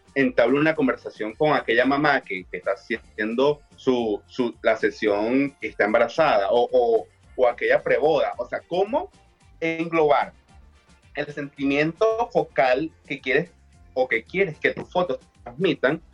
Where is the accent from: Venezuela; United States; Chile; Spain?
Venezuela; Maracaibo, Zulia; yo soy de Maracaibo, en Venezuela